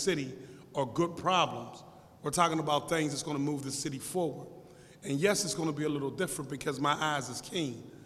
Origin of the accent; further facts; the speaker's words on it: Pittsburgh, Pennsylvania, United States; I come from Larmer, East Liberty, Larmer area. I was right on Larmer in Broad Street